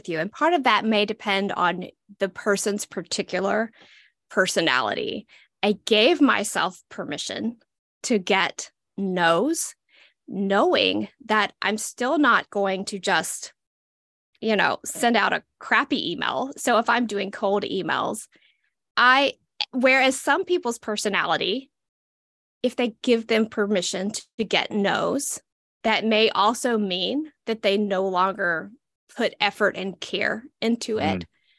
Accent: Southeastern United States, United States; I'm from the Southeastern United States. If cornbread and turnip greens could talk, this is what they would sound like.

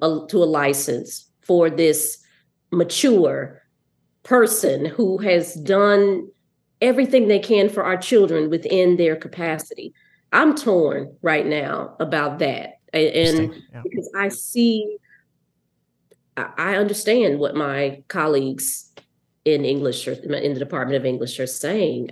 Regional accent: Mississippi, United States; moved away; I'm from Mississippi. So I had Black female teachers

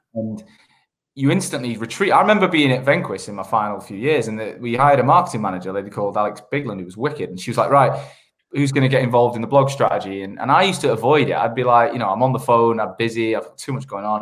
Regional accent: Manchester, North West England, United Kingdom; moved away as an adult; also born or lived in Sheffield / London / Australia; I grew up in Manchester in the, in the nineties

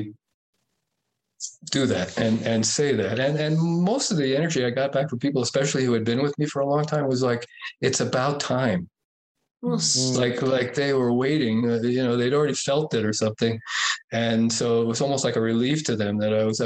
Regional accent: Lake Tahoe, United States; It's really my hometown

